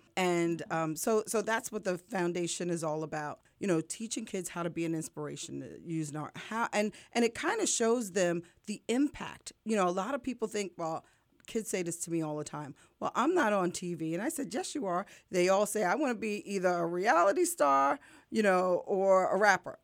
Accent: New York, United States; now in Lehigh Valley, United States; I'm from New York originally

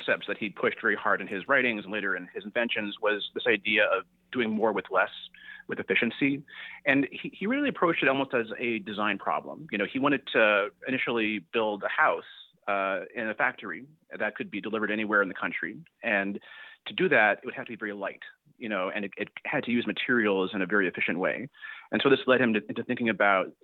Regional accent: the Bay Area, California, United States; I grew up in the Bay Area

